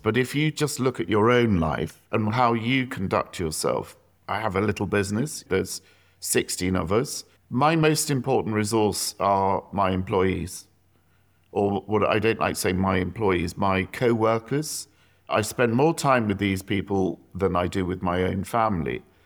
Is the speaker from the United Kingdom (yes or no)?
yes; South East England, United Kingdom; I grew up in the South